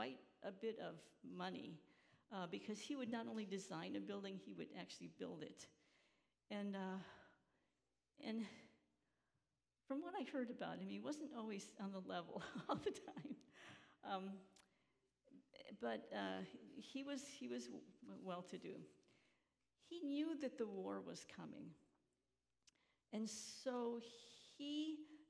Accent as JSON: {"language": "English", "town": "Chicago", "region": "Illinois", "country": "United States", "tie": "born or raised there", "also_born_or_lived": "Emsdetten, Germany / Georgia / Battle Creek, Michigan", "moved": "as an adult", "said": "growing up in Chicago, in this working-class neighborhood"}